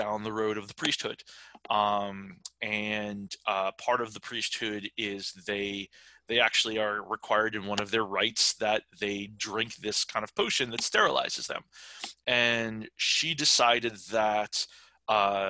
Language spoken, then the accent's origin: English; New York, United States; I'm from New York.